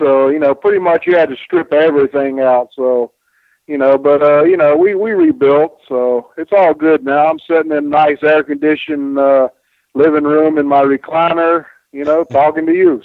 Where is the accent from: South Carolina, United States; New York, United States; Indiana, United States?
South Carolina, United States; Spartanburg; my little town in Spartanburg, South Carolina, and I grew up on Mid-Atlantic Championship Wrestling